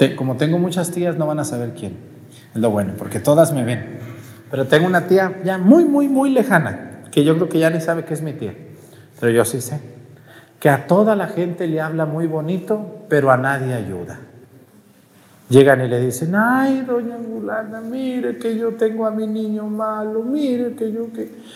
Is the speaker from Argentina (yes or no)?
no; Mexico; Todo mi pueblo hace paletas